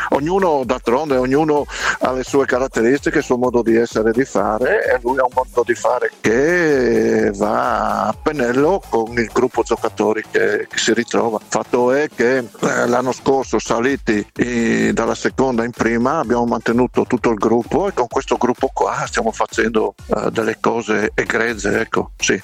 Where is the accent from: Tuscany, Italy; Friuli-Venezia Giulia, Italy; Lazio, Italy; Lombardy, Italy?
Friuli-Venezia Giulia, Italy; Savorgnano; sono di Savorniano